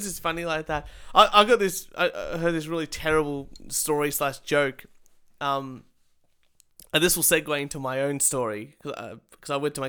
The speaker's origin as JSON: {"language": "English", "country": "Australia", "tie": "born or raised there", "said": "I've been Australian all my life."}